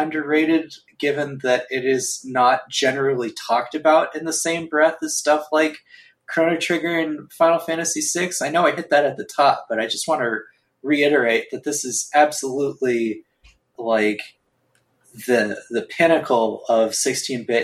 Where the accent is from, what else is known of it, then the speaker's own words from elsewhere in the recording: United States; I'm an American. I grew up on Hollywood movies.